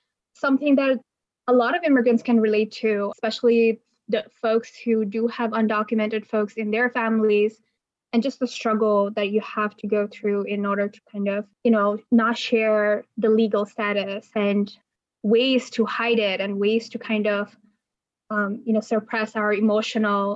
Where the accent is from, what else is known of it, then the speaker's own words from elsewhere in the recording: Bangladesh; moved away; I come from Bangladesh